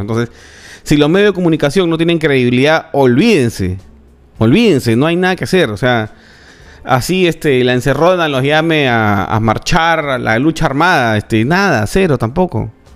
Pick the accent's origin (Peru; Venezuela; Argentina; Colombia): Peru; Somos peruanos